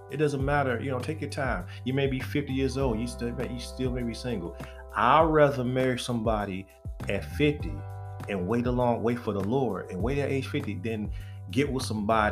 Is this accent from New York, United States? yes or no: no; Detroit, Michigan, United States; I'm from the East Side, y'all, from Detroit